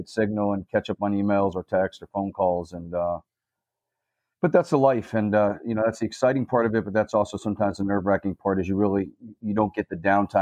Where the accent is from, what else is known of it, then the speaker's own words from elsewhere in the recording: South Florida, United States; also born or lived in Baltimore, Maryland; now in Red Lion, Pennsylvania, United States; I'm originally from South Florida, so I was born and raised down there